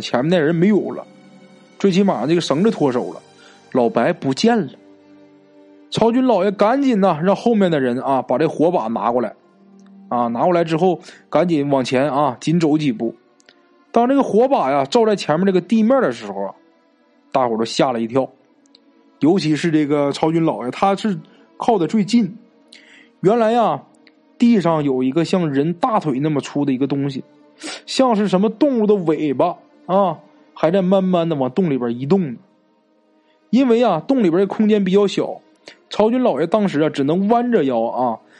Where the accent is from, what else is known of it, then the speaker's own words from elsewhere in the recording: Northeast China, China; accent: Northeastern; 咱们东北话啊，就是外婆的意思